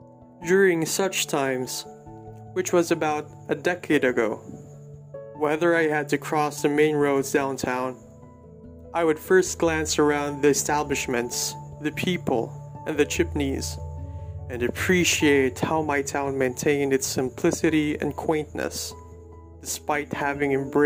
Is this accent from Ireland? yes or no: no; Los Baños, Laguna, Philippines; Growing up in Los Baños meant being raised in simplicity.